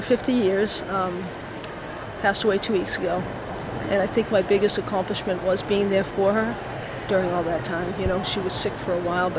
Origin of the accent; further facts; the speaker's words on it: Boston, Massachusetts, United States; I'm from Boston